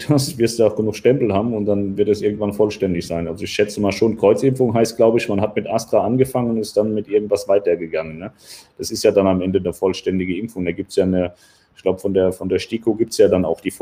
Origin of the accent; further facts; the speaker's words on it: West Germany, Germany; ich bin nicht aus Ostdeutschland tatsächlich, ich komme aus dem Westen.